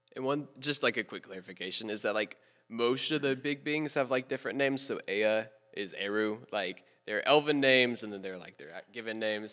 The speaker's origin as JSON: {"language": "English", "town": "Memphis", "region": "Tennessee", "country": "United States", "tie": "born or raised there", "said": "I was born October sixteenth, two thousand two, to two parents in a hospital in Memphis, Tennessee"}